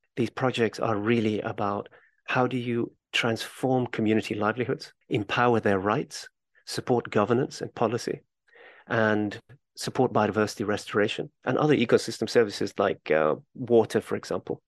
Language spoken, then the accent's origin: English; Kenya; I'm originally from Kenya, and as a child, my mother would take me on trips to Kenyan national parks